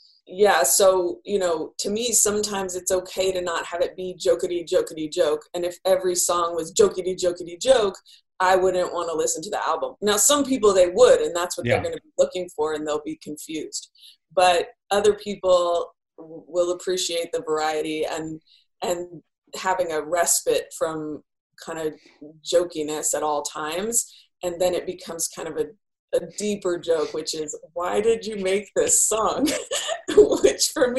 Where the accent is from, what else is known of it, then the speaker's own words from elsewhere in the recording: Bay Area, California, United States; I grew up in the Bay Area